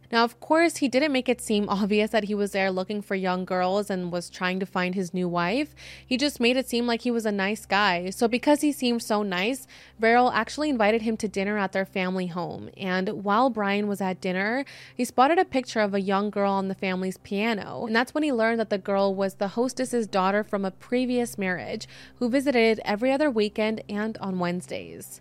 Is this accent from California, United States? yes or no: yes; San Diego, California, United States; I'm from San Diego